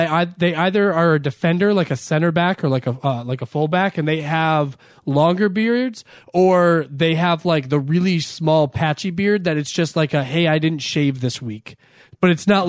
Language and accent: English; Ireland; Oh, I was like, me? Why are you including me in that? Because I'm Irish?